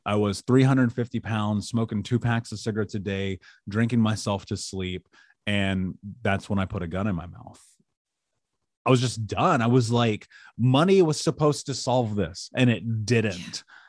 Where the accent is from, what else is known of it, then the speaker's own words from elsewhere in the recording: United States; I grew up in America